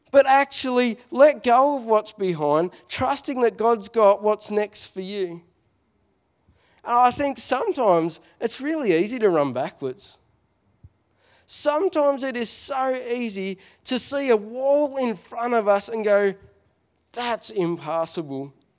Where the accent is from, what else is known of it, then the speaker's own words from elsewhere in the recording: Smithton, Tasmania, Australia; I'm from Smithton